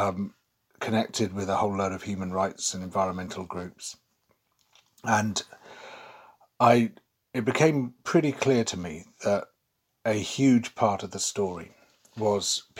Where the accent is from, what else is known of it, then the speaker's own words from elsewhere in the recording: United Kingdom; also born or lived in Manaus, Brazil; I'm a British journalist